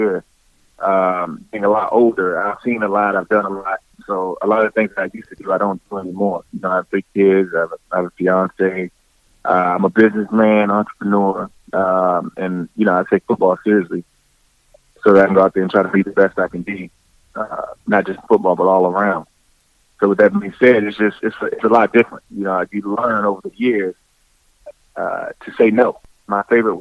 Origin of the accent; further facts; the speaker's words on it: United States; back in my hometown